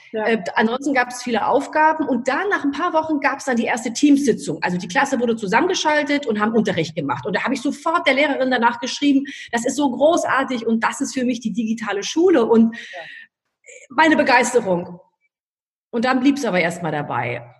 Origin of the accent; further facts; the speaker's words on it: Berlin, Germany; Ich lebe in Berlin. Ich liebe Berlin. Ich bin eine echte Berlinerin.